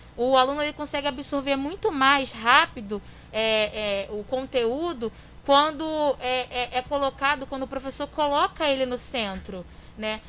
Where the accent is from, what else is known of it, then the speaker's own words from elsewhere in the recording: Queimados, Rio de Janeiro, Brazil; Também nasci e sou criada aqui em Queimados, minha cidade maravilhosa